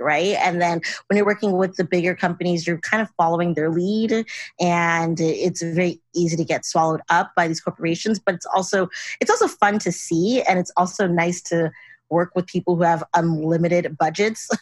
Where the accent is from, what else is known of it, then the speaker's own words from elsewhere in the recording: Los Angeles, California, United States; moved back to LA, which is my hometown